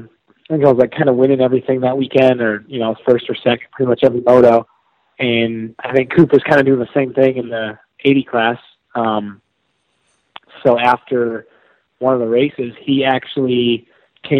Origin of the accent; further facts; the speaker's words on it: New York, United States; moved away; also born or lived in North Carolina; growing up in New York